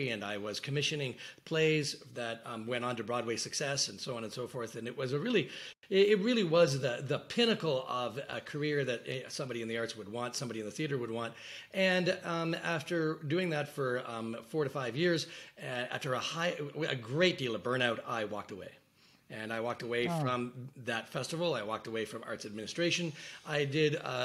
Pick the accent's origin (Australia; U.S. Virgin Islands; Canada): Canada; I grew up in Canada, the child of six generations that had lived